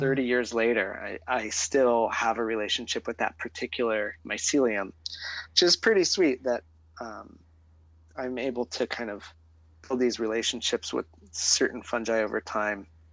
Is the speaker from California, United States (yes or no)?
yes; Arcata, California, United States; I was growing up in the Coast Redwood ecosystem of Humboldt County, California, uh-huh. on the North Coast, and in a small town called Arcata